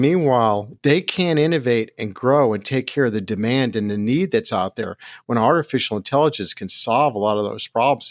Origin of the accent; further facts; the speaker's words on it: New Jersey, United States; also born or lived in Brooklyn, New York; born in Brooklyn, but raised in Jersey. So I'm a Jersey boy